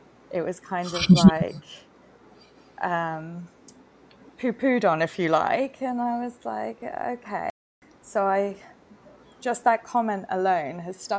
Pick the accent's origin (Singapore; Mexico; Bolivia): Singapore; moved away as an adult; now in Bali, Indonesia; Growing up in Singapore as well, you know, it was quite a strict education system